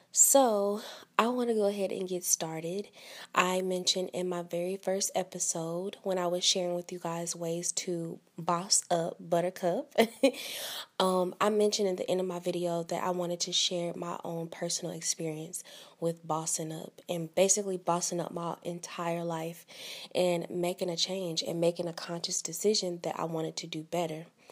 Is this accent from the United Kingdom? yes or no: no; East St. Louis, Illinois, United States; I am from the Midwest, so I'm from Southern Illinois. I'm from East Saint Louis